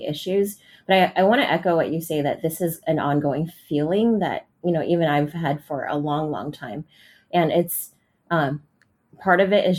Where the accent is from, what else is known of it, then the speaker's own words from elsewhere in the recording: San Francisco, California, United States; I grew up in San Francisco